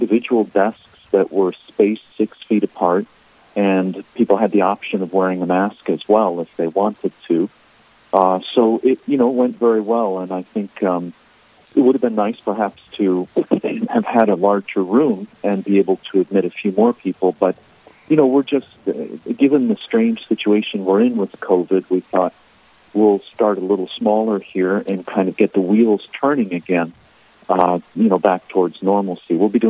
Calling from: Massachusetts, United States; I'm currently up in Massachusetts.

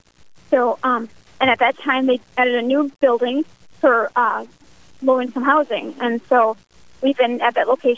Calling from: West St. Paul, Minnesota, United States; I'm tuning in from West St. Paul, Minnesota, presently.

